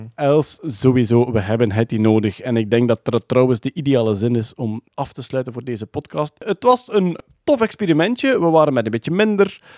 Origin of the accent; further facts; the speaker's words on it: Meetjesland, Flanders, Belgium; accent: Meetjesland dialect; first language Meetjesland dialect (Dutch); mijn moedertaal, het Midtjesland